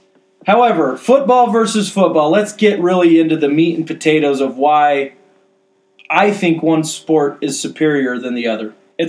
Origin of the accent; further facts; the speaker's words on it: United States; we're Americans